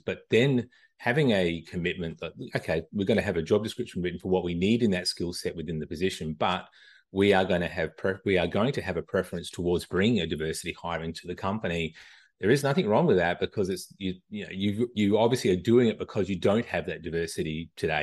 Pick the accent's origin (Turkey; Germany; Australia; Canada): Australia; moved away as an adult; now in United States; I'm originally from Australia, uh, moved to the U S, uh, back in two thousand. Uh, I don't think I'm losing this accent anytime soon